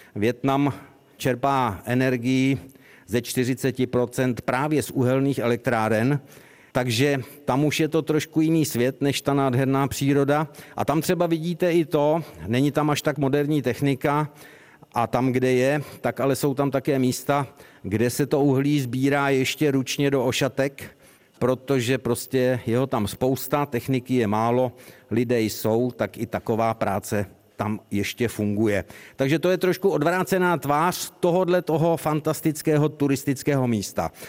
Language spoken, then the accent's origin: Czech; Czechia; jsme z České republiky